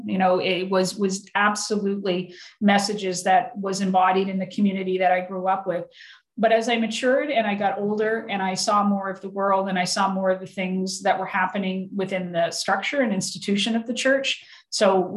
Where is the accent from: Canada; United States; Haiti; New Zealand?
Canada; Antigonish, Nova Scotia; I grew up, obviously, the town I grew up with in Anakinish, you know, it was 97% Catholic